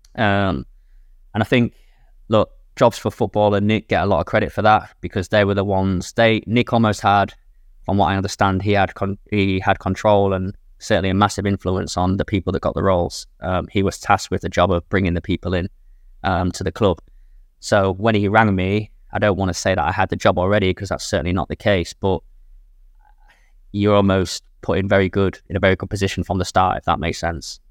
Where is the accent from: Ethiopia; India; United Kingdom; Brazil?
United Kingdom; England; moved away as an adult; now in Jeddah, Saudi Arabia; I'm from England